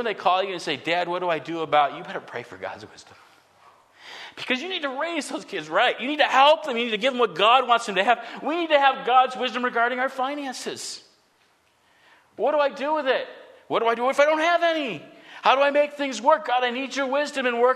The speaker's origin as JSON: {"language": "English", "country": "United States", "said": "I love what it means to be an American"}